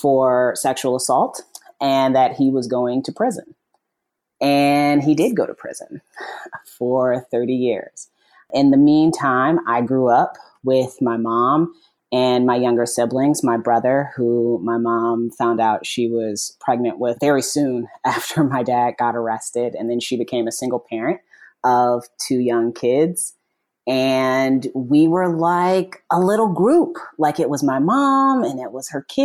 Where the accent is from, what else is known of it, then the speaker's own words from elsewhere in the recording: Indiana, United States; I'm from Indiana, mm-hmm. born and raised